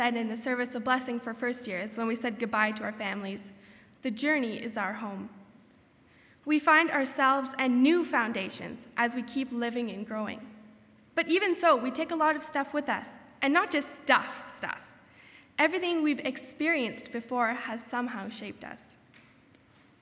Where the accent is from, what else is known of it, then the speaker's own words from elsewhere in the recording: southern Ontario, Canada; moved away as an adult; now in Goshen, United States; as a Canadian whose home is right in the middle of one of the snow belts in southern Ontario